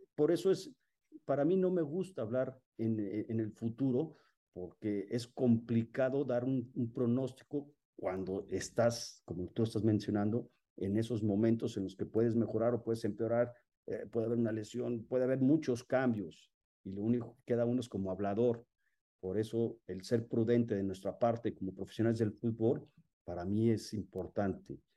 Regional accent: Mexico; soy un mexicano

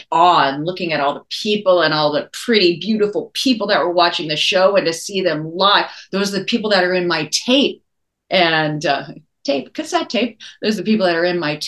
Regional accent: Maui, Hawaii, United States; moved away; I grew up in Hawaii. I grew up on Maui

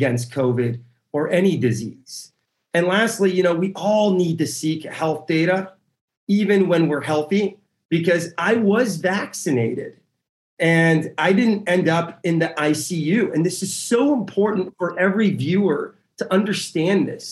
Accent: San Diego, California, United States; also born or lived in Tehran, Iran; I arrived in San Diego, California as a 6-year-old immigrant. I was born in Tehran, Iran, born in the Iran-Iraq war.

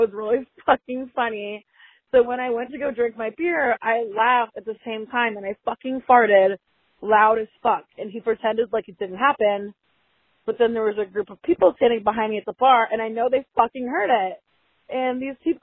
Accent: Charlotte, North Carolina, United States; I'm from Charlotte, North Carolina.

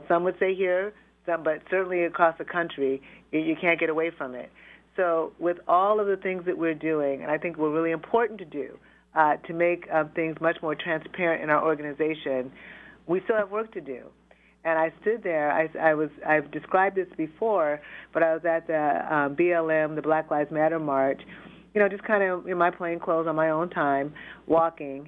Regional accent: Tacoma, Washington, United States; also born or lived in Seattle; I'm a Pacific Northwest native, born and raised in Tacoma

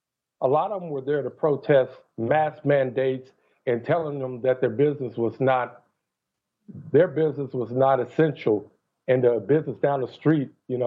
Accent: Texas, United States; I'm a Texan.

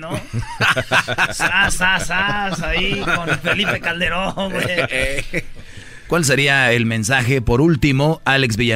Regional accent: Puerto Rico; soy el puertorriqueño, aquí de repente

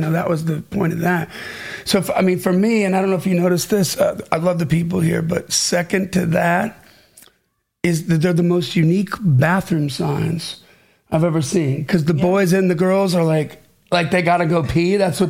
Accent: Nashville, Tennessee, United States; I'm from Nashville.

